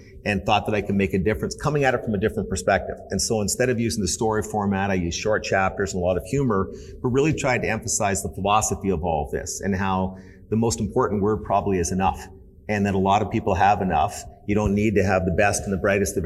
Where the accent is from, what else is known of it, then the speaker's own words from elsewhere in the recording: Canada; I grew up in Canada, great country